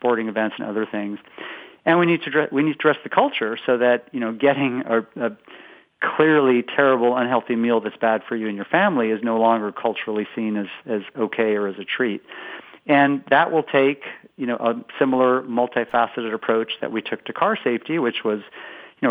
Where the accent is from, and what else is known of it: West Coast, United States; moved away as an adult; now in Boston, United States